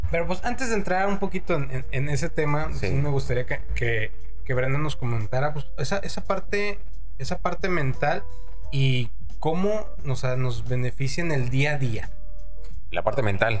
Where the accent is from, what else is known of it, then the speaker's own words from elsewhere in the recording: Mexico; como mexicanos